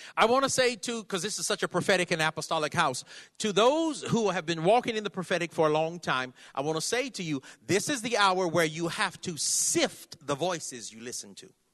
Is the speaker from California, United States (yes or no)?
yes; California, United States; I'm from California.